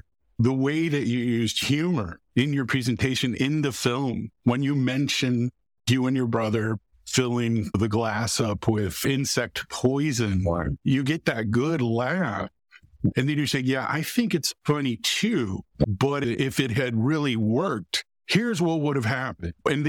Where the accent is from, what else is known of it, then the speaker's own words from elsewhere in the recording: Texas, United States; moved away; also born or lived in Raleigh, North Carolina; I'm originally from Texas.